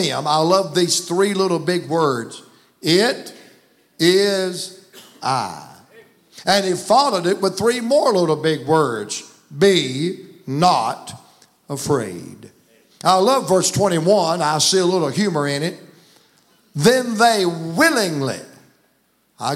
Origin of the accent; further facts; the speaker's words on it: the South, United States; I was raised in the South